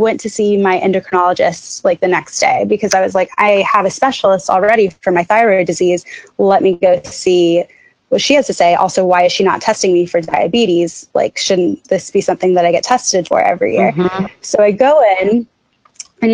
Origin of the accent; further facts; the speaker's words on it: Jacksonville, Florida, United States; moved away; I am from Jacksonville, Florida, and I have definitely a skewed view coming from Jacksonville